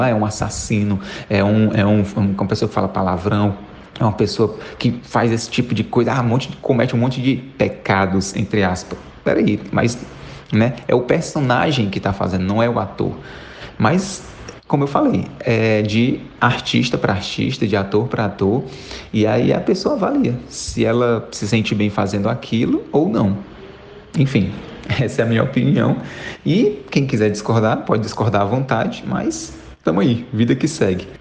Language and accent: Portuguese; Fortaleza, Ceará, Brazil; sou de Fortaleza, no Ceará.